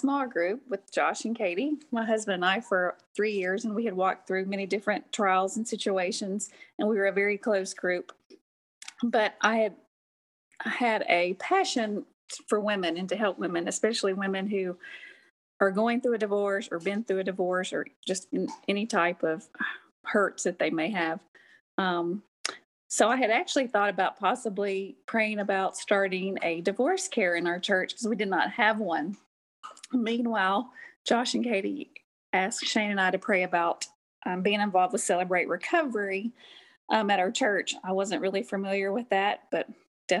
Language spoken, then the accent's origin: English; Clarksville, United States; I'm from Clarksville. Been here pretty much my whole entire life, except for when I went away to nursing school